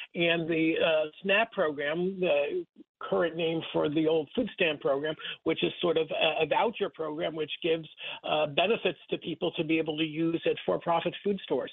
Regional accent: Rockland County, New York, United States; I grew up in Rockland County, about uh, 30 miles north of, of Times Square

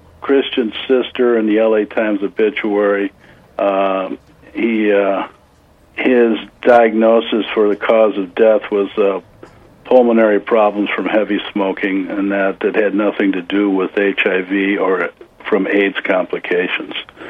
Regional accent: Missouri, United States; now in California, United States; I grew up in the Midwest, in Missouri, you know, the show-me state

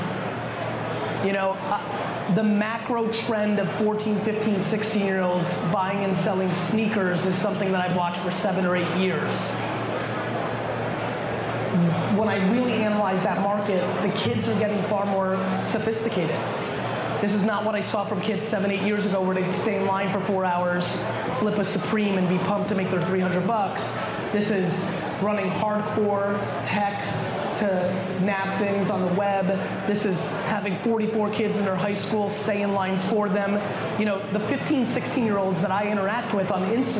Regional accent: Edison, New Jersey, United States; also born or lived in Soviet Union; I'm an immigrant that was born in the Soviet Union. I grew up in New Jersey

